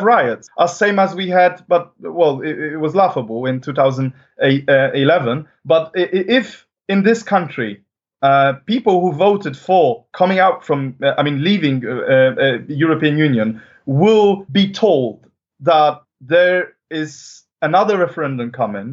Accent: Poland; now in United Kingdom; my home country, which is Poland

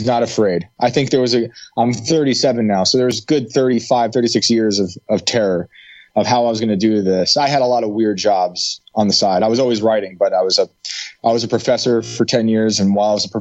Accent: West Point, New York, United States; moved away as an adult; also born or lived in Pine Bush, New York / Hudson Valley, New York; now in West Virginia, United States; I grew up in West Point, New York, with the military academy.

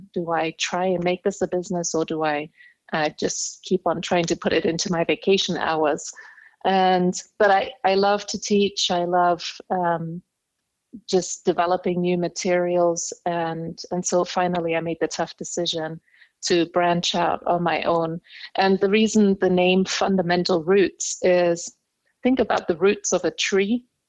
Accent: Indonesia; I am half English, half German. So I actually carry dual nationality, German-English, or English-German, however you want to put it. My father is German, my mom is English. And I grew up in Indonesia.

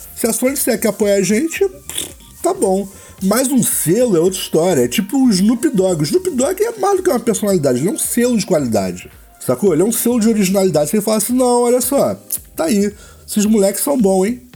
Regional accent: Rio de Janeiro, Brazil; Eu sou do Rio de Janeiro, eu e Bena

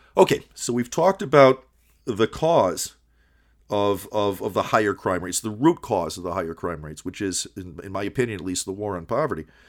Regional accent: Kalamazoo, Michigan, United States; also born or lived in Detroit, Michigan; I grew up in Kalamazoo, Michigan

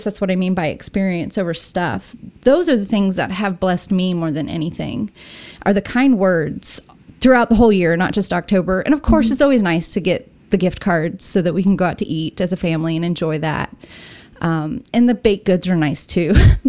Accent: California, United States; Well, I'm a SoCal girl turned into a Southerner, I guess. You can't tell that I'm from Southern California anymore with my accent.

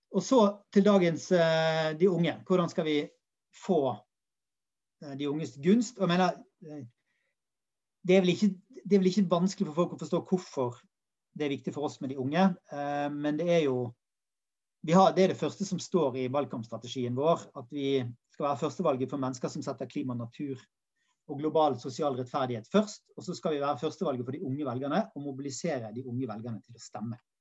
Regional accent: Bergen, Vestland, Norway; der jeg kommer fra, i Åsane

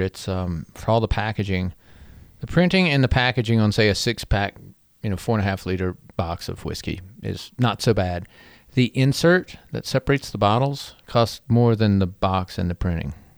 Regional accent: Black Mountain, North Carolina, United States; being a North Carolina native

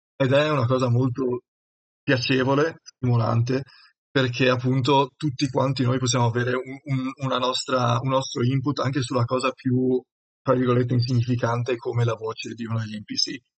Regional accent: Udine, Friuli-Venezia Giulia, Italy; sono di Udine

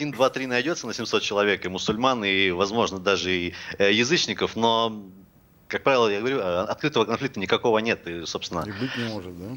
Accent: Russia; Я все-таки считаю, хоть я сам татарин, будучи человеком религиозным, если бы я им был, вернее.

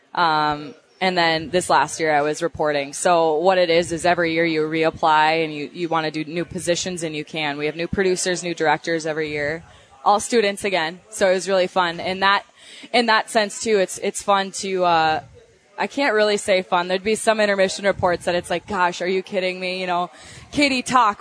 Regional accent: Minnesota, United States; accent: Minnesota; my Minnesota accent

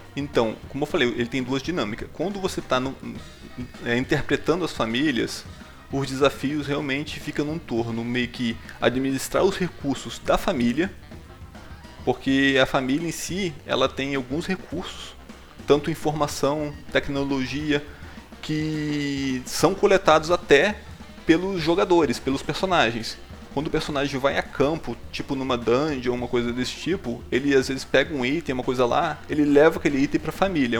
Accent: Espírito Santo, Brazil; A gente é aqui do Espírito Santo

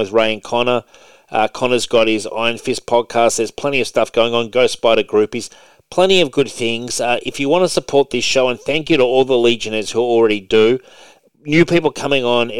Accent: Sydney, New South Wales, Australia; I'm from Sydney, Australia

